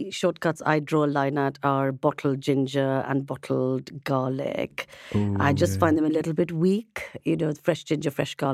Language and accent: English; India; I'm Indian, Miguel.